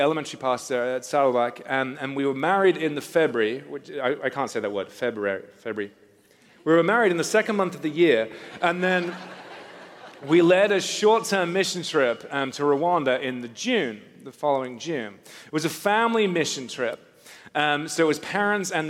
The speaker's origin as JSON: {"language": "English", "region": "England", "country": "United Kingdom", "tie": "born or raised there", "also_born_or_lived": "Newcastle / South Africa", "moved": "as an adult", "said": "I grew up in England, just north of London"}